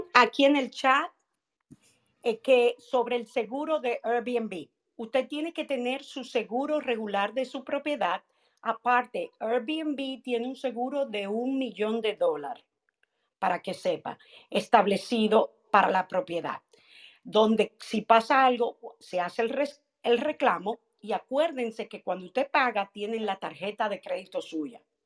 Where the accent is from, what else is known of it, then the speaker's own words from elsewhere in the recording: Dominican Republic; en mi país, República Dominicana